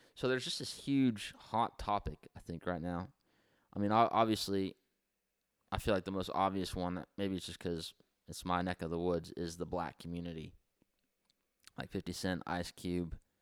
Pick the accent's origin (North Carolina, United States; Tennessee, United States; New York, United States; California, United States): California, United States; Santa Maria; we grew up here in Santa Maria